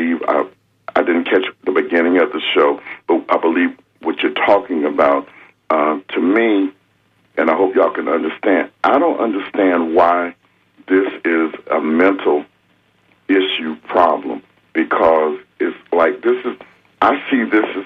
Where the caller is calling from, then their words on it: Tampa, Florida, United States; I'm calling from Tampa.